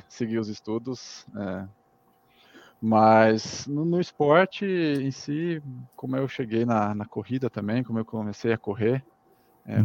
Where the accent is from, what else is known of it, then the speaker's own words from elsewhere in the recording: Valinhos, São Paulo, Brazil; moved away as an adult; now in Munich, Germany; Mas eu cresci e vivi é, praticamente a minha vida toda no interior de São Paulo, na cidade em Valinhos, perto de Campinas